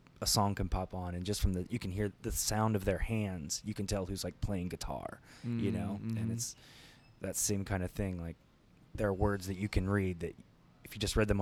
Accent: Ohio, United States

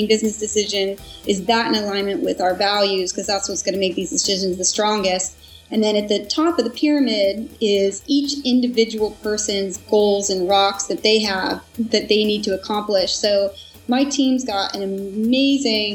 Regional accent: Portland, United States; I'm originally from Portland and living here

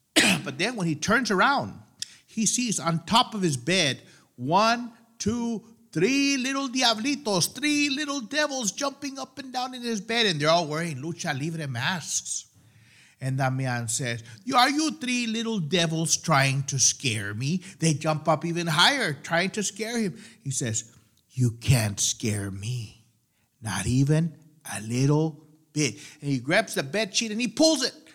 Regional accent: the Rio Grande Valley, Texas, United States; Growing up in El Valle, we grew up with our cuckoo stories

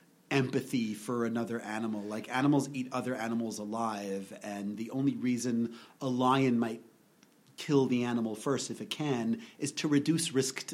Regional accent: New York, United States; Modern Orthodox, which is a very weird concept.

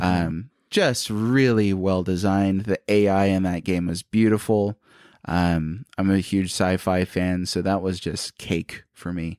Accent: Hawaii, United States; I'm Hawaiian

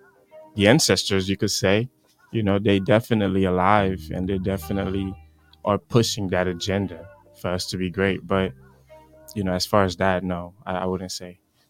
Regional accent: United States; born there; I was born in the United States

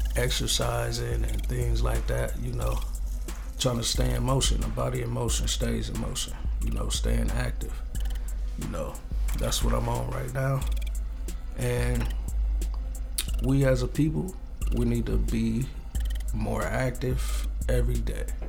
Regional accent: Ypsilanti, Michigan, United States; also born or lived in Los Angeles, California; I grew up in uh, Ypsilanti, Michigan. That's where I'm from. You know, by way of California, Grew up out there kind of too.

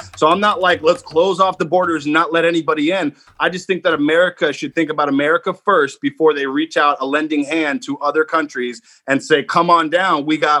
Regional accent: United States; At the same time, I'm an American who wants the best for the country.

